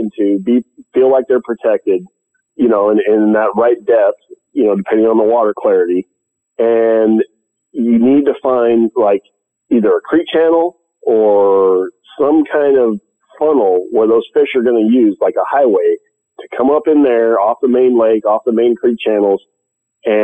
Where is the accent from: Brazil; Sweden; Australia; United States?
United States; California; I'm from California